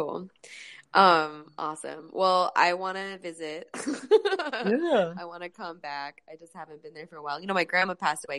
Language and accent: English; San Francisco Bay Area, California, United States; now in Los Angeles, United States; I grew up in California and a lot of the girls that I grew up with live here now.